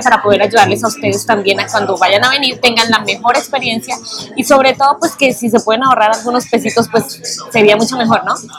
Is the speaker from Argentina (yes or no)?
no; Colombia; now in New York, United States; nosotros somos colombianos